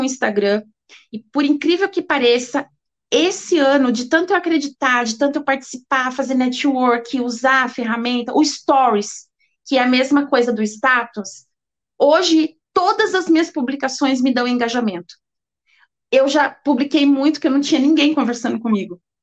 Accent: Brazil; Nós brasileiros

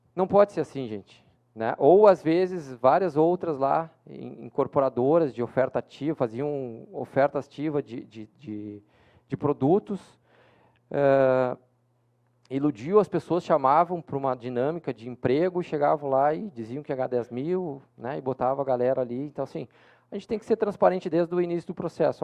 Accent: Porto Alegre, Rio Grande do Sul, Brazil; eu que sou de Porto Alegre

